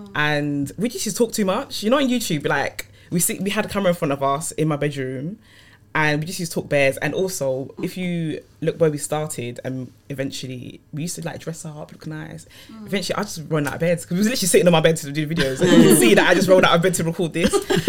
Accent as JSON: {"language": "English", "town": "Hackney", "region": "London", "country": "United Kingdom"}